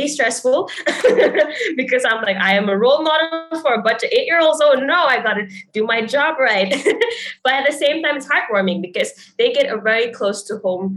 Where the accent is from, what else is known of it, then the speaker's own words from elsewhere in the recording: Malaysia; moved away; It's nice to be able to give back to my home country. So like growing up, I remember that in class, we would learn about Malaysian icons